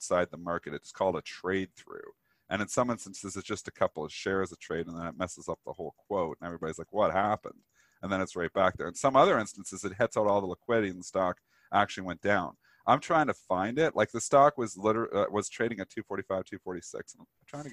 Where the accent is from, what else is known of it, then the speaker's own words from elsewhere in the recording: Canada; I'm Canadian